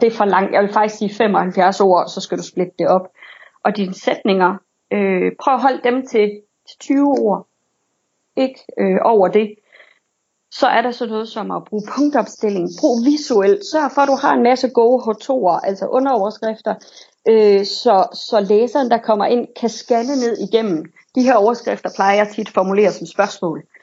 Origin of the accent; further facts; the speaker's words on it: Silkeborg, Central Denmark Region, Denmark; Jeg kommer fra Silkeborg